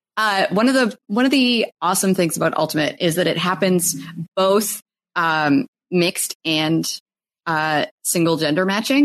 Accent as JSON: {"language": "English", "country": "Canada", "said": "I'm Canadian"}